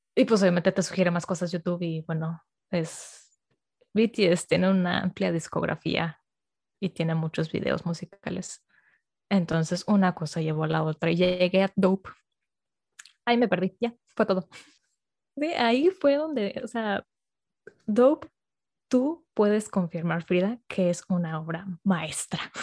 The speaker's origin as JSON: {"language": "Spanish", "town": "Monterrey", "region": "Nuevo León", "country": "Mexico", "moved": "as an adult", "lives_now": "Mexico City, Mexico", "said": "soy de Monterrey"}